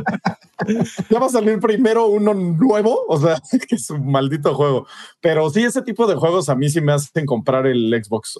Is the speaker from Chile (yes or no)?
no; Mexico; como mexicano